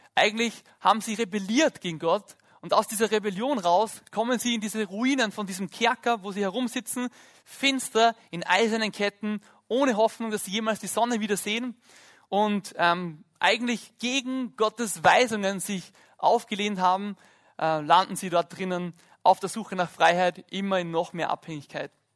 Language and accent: German; Lake Hallstatt, Upper Austria, Austria; ich bin am Hallstattsee aufgewachsen